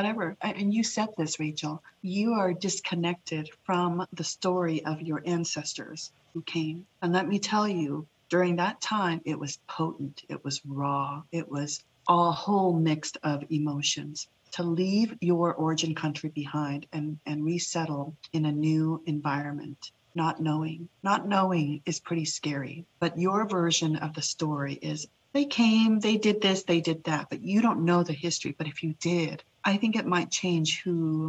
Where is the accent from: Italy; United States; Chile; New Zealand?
United States; Boise, Idaho; English is a second language; also born or lived in Laos; My personal journey as a young refugee child navigating through two cultures in Boise, Idaho, actually three cultures, right? My own, the Lao culture, my origin culture, being Idahoan